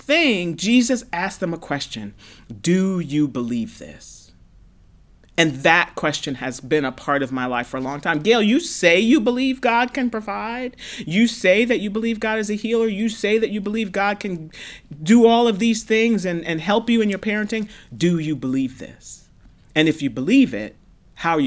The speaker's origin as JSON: {"language": "English", "town": "New York City", "region": "New York", "country": "United States", "tie": "born or raised there", "said": "I grew up in Brooklyn, New York in the 70s"}